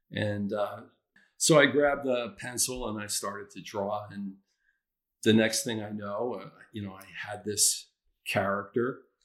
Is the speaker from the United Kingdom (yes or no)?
no; New Jersey, United States; moved away as an adult; also born or lived in Redmond, Washington; we grew up as neighbors in New Jersey